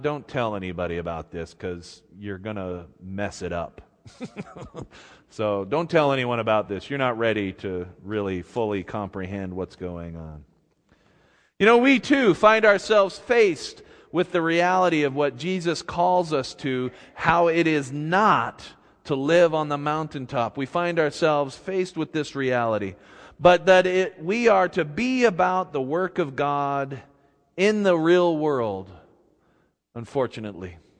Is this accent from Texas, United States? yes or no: no; Clearfield, Utah, United States; I grew up here in Utah, and, uh, uh, n, in Clearfield, near Hill Air Force Base